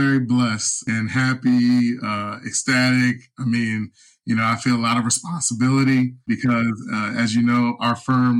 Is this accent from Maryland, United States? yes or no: yes; Baltimore, Maryland, United States; growing up in Baltimore.